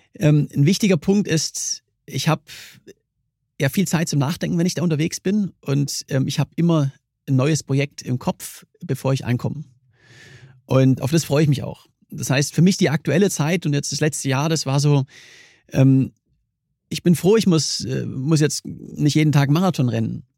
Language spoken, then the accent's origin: German; Germany; komme ich aus, aus Deutschland